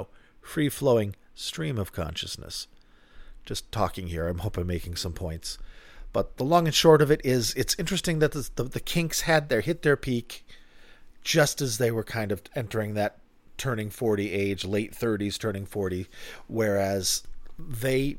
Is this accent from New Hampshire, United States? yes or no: yes; southern New Hampshire, United States; also born or lived in Boston area, Massachusetts; I grew up in the Boston area, so very good rock and roll town.